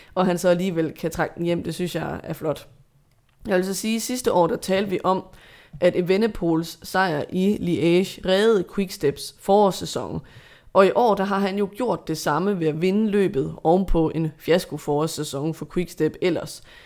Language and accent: Danish; Denmark; som dansker